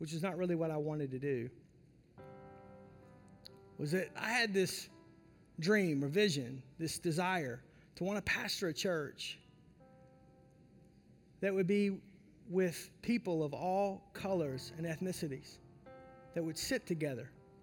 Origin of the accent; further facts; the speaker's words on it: the South, United States; I grew up in the South